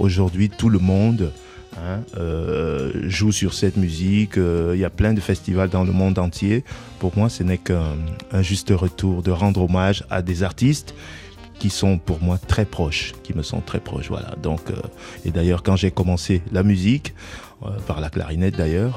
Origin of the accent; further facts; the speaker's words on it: Cameroon; je suis africain tout simplement, je viens du Cameroun